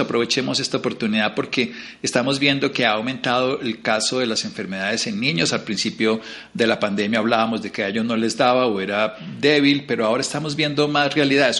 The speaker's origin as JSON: {"language": "Spanish", "country": "Colombia"}